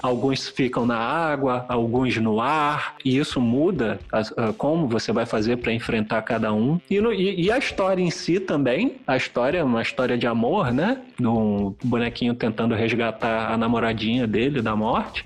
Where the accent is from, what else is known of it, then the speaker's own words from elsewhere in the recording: Brazil; que sou brasileiro